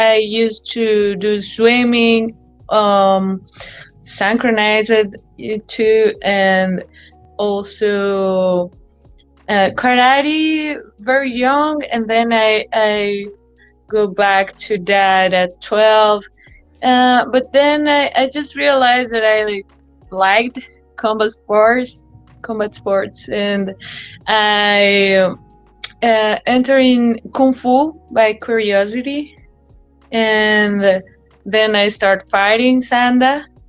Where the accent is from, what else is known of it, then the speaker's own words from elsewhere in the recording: Medellin, Antioquia, Colombia; now in United States; It's very different from being here. Like right now, I'm in US and I could spend some time living here too.